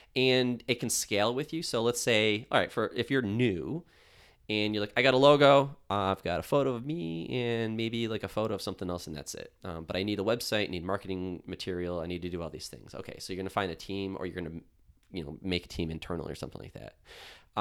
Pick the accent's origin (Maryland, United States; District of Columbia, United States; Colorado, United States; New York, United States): New York, United States; Buffalo; I'm from Buffalo. I live in Buffalo.